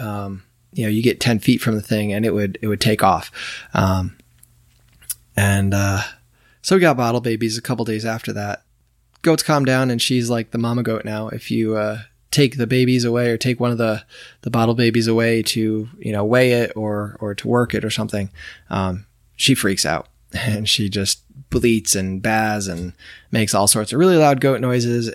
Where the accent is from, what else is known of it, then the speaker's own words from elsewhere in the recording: New York, United States; moved away; I grew up in New York